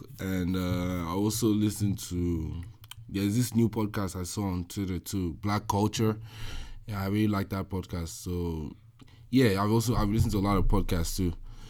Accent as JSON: {"language": "English", "region": "Lagos", "country": "Nigeria", "tie": "born or raised there", "moved": "as an adult", "lives_now": "Columbus, United States"}